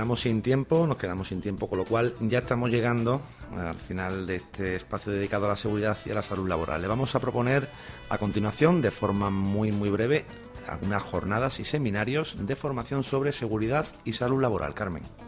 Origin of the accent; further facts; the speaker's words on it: Andalusia, Spain; accent: Andalusian; hablando en andaluz, ¿no? Porque también nosotros tenemos nuestro dialecto